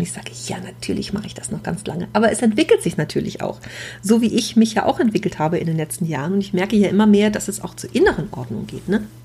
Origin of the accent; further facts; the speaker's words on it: Düsseldorf, North Rhine-Westphalia, Germany; als Düsseldorfer Stadtkind